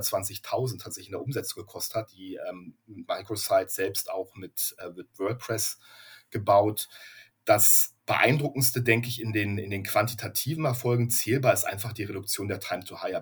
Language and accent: German; Berlin, Germany; moved away as an adult; now in Gütersloh, Germany; ich bin gebürtiger Berliner